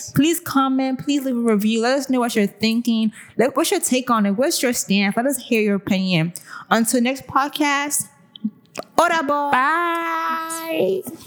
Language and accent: English; Nigeria; our parents teach us Nigerian girls